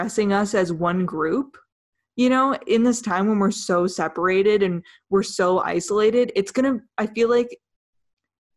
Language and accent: English; Idaho, United States; I'm also from Idaho, so it's very near and dear to my heart